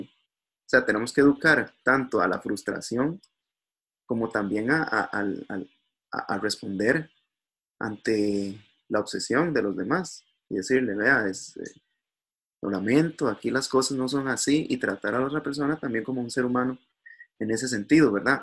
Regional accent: Costa Rica; somos los costarricenses

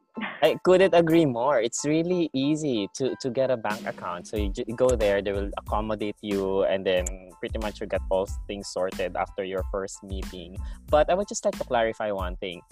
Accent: Philippines; now in Australia; because we're from the Philippines

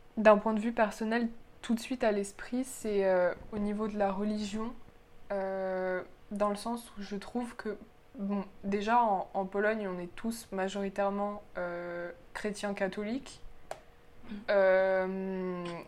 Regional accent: France; je suis née en France et que j'ai la nationalité française et que je suis scolarisée en France et que j'habite en France

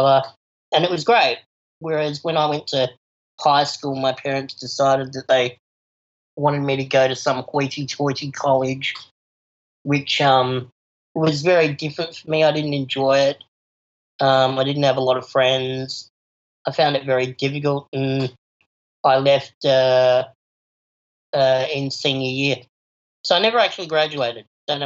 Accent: Adelaide, South Australia, Australia; also born or lived in Palo Alto, California; I'm an Adelaide born and bred

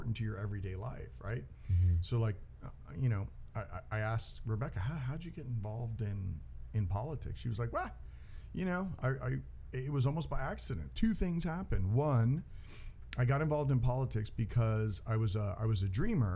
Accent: United States; I was born in the United States

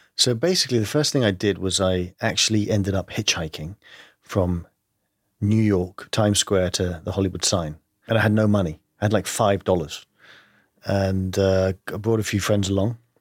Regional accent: London, United Kingdom; accent: English; moved away; I grew up in London, uh, but my family is Greek

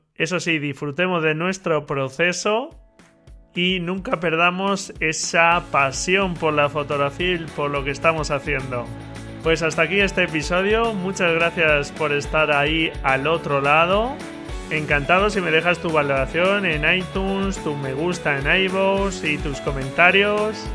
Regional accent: Albacete, Castilla-La Mancha, Spain; de Albacete, de mi tierra

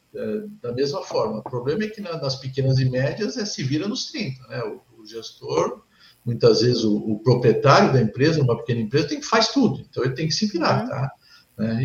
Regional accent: São Paulo, Brazil; now in Rio Grande do Sul, Brazil; sou paulista, sou palmeirense, né? Sou engenheiro eletrônico de formação, estou aqui no Sul há, mais tempo do que, do que em São Paulo

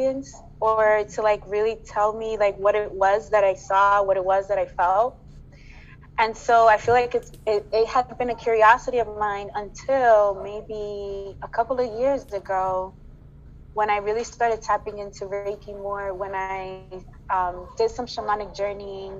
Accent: Dominican Republic; moved away; my home country of Dominican Republic

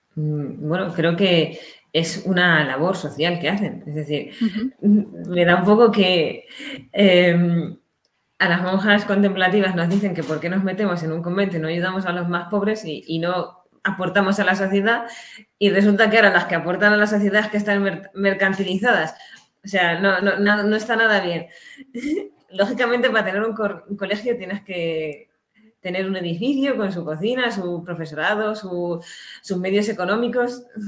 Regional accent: Ciudad Real, Castilla-La Mancha, Spain; moved away as an adult; now in Sahagún, Spain; que yo soy de Ciudad Real

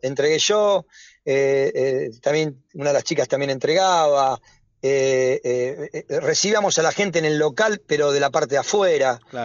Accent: Avellaneda, Buenos Aires Province, Argentina; yo soy wildense, soy de Avellaneda

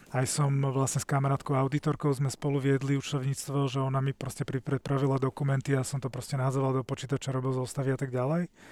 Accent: Bratislava, Bratislava Region, Slovakia; vyrastal som v blízkosti Račianského mýta v Bratislave

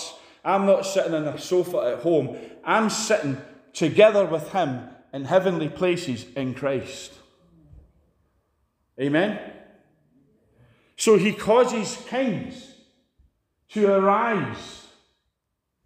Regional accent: Scotland, United Kingdom

